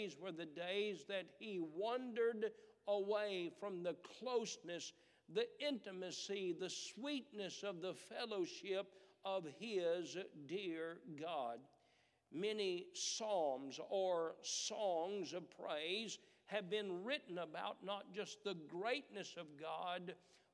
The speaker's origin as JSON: {"language": "English", "country": "United States", "said": "as Americans"}